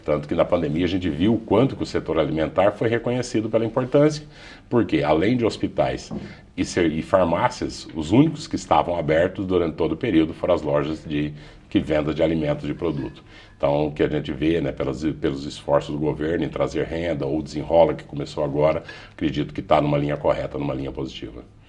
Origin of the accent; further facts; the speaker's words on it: Brazil; Todos nós, como brasileiros